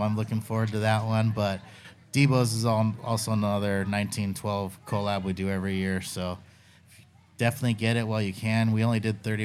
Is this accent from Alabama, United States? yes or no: no; San Diego, California, United States; I'm from San Diego